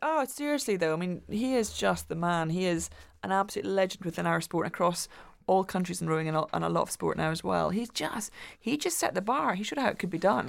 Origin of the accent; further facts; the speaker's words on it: Glasgow, Scotland, United Kingdom; When I was growing up in Glasgow